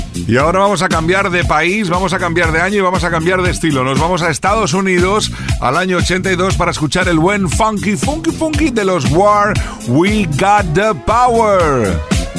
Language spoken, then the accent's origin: Spanish; Cornellà de Llobregat, Catalonia, Spain; mi tierra